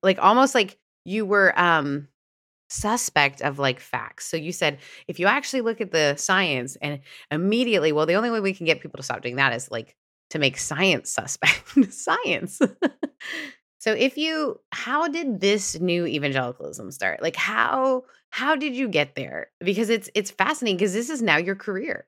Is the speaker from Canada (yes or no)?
yes; Canada; moved away; also born or lived in Southern United States; I grew up in a more progressive country, and then I moved from Canada to the South